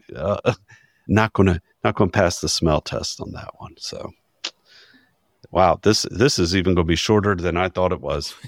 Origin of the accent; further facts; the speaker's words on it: Chesapeake, Virginia, United States; my true hometown of Chesapeake, Virginia